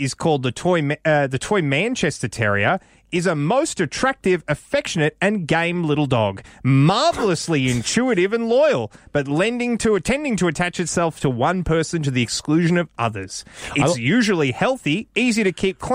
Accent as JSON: {"language": "English", "country": "Australia", "said": "as an Australian society"}